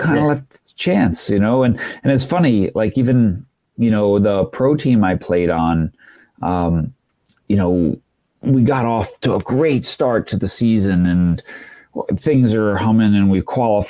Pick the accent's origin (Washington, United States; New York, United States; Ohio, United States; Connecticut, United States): New York, United States; Long Island; I grew up in New York on Long Island and right on the water